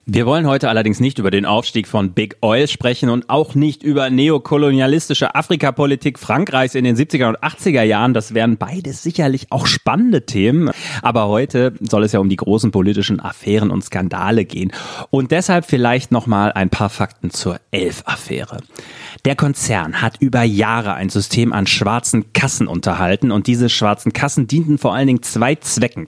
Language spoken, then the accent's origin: German; West Germany, Germany; als Wessi